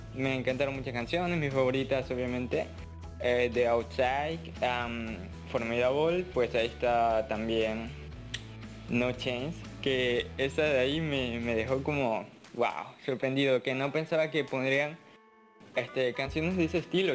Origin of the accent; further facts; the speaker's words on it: Ecuador; soy de Ecuador, tengo 18 años